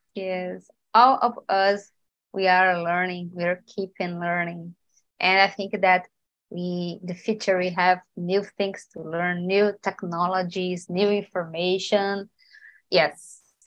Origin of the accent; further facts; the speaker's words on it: Recife, Pernambuco, Brazil; English is a second language; I'm from Recife.